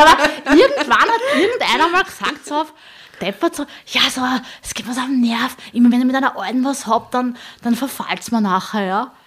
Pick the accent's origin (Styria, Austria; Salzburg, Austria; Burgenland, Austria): Burgenland, Austria; Southern; ich komme aus dem Südburgenland